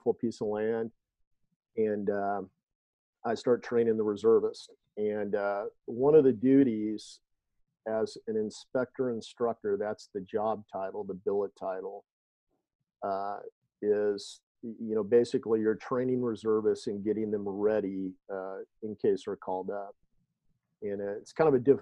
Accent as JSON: {"language": "English", "region": "Indiana", "country": "United States", "tie": "born or raised there", "moved": "as an adult", "said": "where my wife and I grew up in Indiana"}